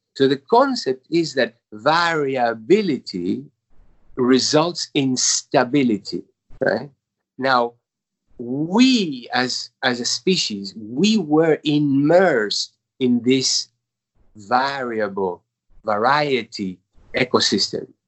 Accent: Uruguay; moved away as an adult; now in New York, United States; I was born in Uruguay

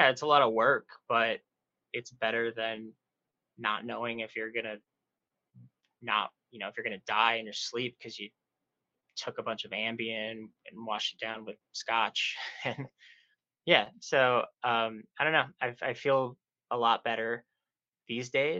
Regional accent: South Texas, United States; moved away as an adult; now in New York City, United States; I grew up in South Texas in a small little town

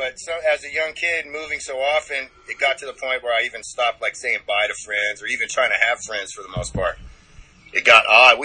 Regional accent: Ohio, United States; born there; also born or lived in Germany / Austria / England / Louisiana; I was just born in Ohio.

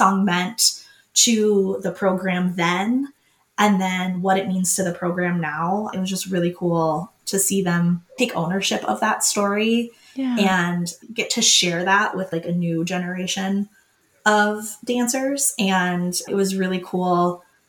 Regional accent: Minnesota, United States; I'm not staying in Minnesota. I was from Minnesota

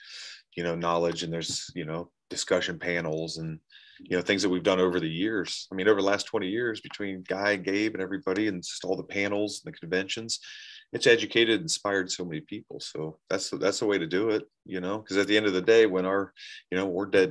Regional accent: Columbus, United States; born or raised there; moved away

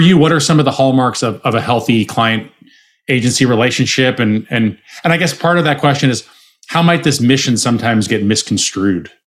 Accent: Arizona, United States; I'm from Arizona. I was supposed to take over my dad's bar

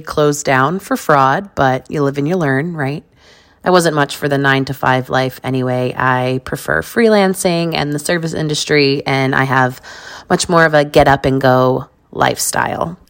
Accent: New York, United States; also born or lived in Las Vegas, Nevada; I was born in New York

